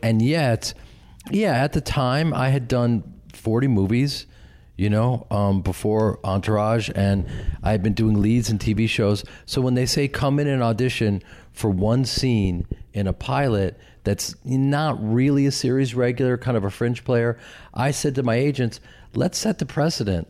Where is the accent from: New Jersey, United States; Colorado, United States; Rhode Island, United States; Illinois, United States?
Illinois, United States; Chicago; moved away; I grew up with them in Chicago and started a theater company